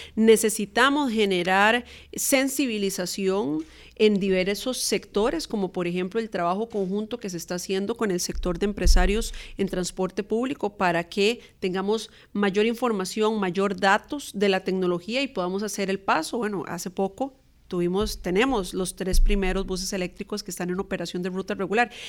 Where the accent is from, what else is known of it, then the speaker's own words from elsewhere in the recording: Costa Rica; nuestra identidad como costarricenses